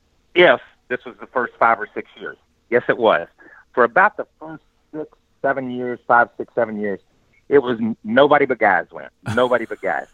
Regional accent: Southeast, United States; I grew up in the Southeast

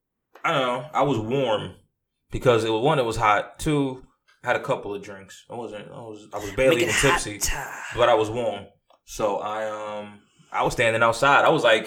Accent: New York City, New York, United States; now in South Jersey, United States; I get off at exit 10 because I'm from Staten Island. Mm-hmm. I'm from Staten Island.

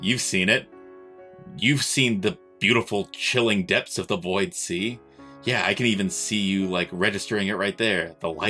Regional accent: the Bible Belt, United States; growing up in the Bible Belt

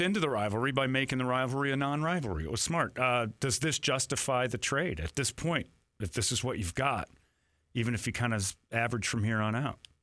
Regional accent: United States; as an American

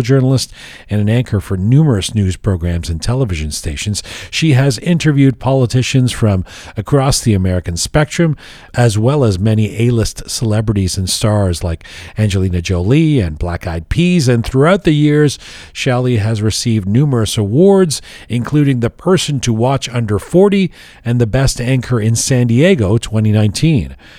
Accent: Canada

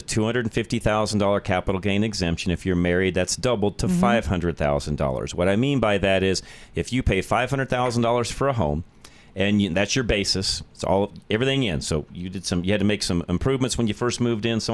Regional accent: Denver, Colorado, United States; the Denver area

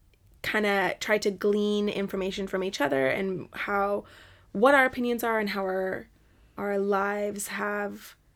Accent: Canada; now in Scotland, United Kingdom; I'm from Canada.

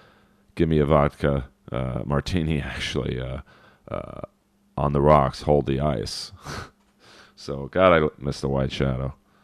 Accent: Los Angeles, California, United States; I grew up in Los Angeles

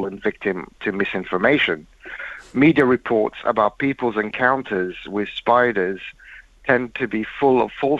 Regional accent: London, United Kingdom; growing up near Fazl Mosque in London

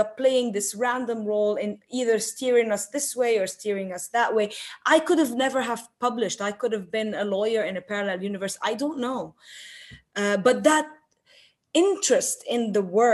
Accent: Tripoli, North Governorate, Lebanon; I grew up in Tripoli, an old street

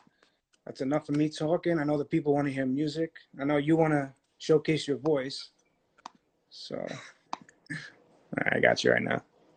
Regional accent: Brooklyn, New York, United States; Listen, I'm New York, Brooklyn.

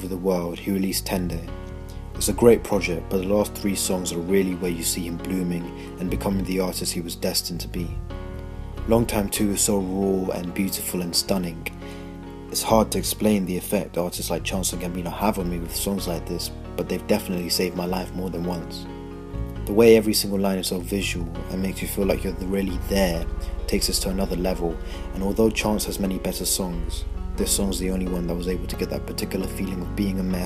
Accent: India; now in Essex, United Kingdom; I'm about to turn 17 and I live in Essex, but I was born in India

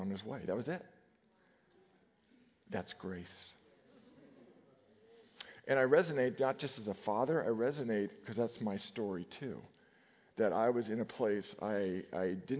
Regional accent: Nevada, United States; As a kid, I grew up in Nevada, and every day we lined up in our grammar school

